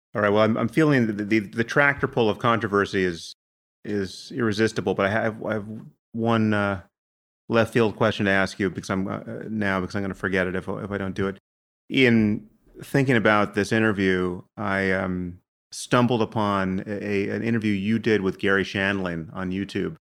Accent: United States; I'm from America

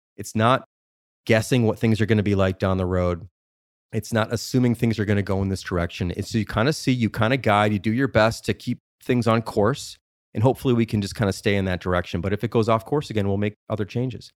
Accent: Chicago, Illinois, United States; I'm from Chicago when I was much younger

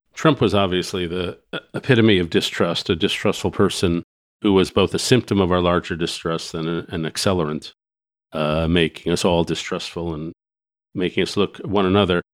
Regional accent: New York, United States; I grew up in New York and Greenwich Village in the sixties

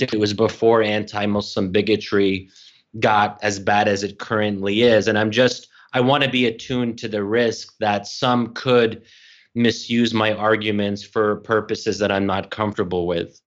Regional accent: Bryn Mawr, Pennsylvania, United States; now in Washington, D.C., United States; I'm, I'm born and raised in Bryn Mawr, Pennsylvania.

